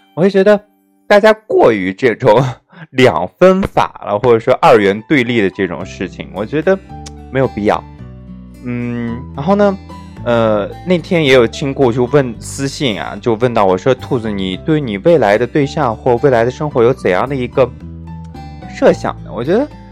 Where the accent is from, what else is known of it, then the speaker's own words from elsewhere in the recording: China; 我们中国人，我们中华民族